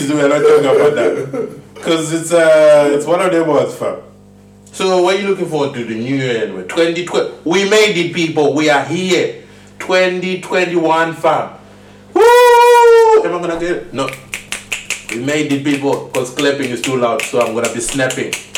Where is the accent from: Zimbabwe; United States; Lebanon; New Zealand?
Zimbabwe; now in Swindon, United Kingdom; I'm from Zimbabwe.